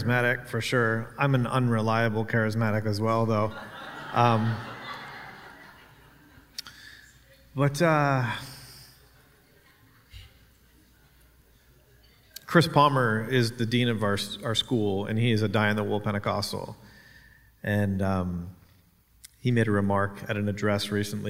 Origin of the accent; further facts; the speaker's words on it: Canada; I'm a Canadian.